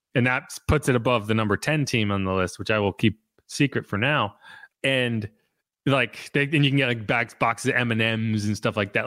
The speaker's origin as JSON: {"language": "English", "region": "New England", "country": "United States", "said": "I'm from New England"}